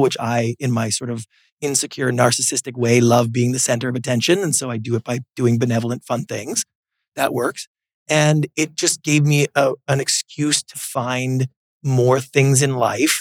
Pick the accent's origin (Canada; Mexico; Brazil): Canada; Victoria, British Columbia; moved away as an adult; now in Los Angeles, United States; growing up in Canada